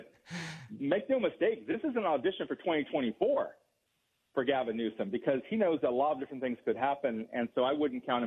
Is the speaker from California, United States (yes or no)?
yes; California, United States; speaking as a Californian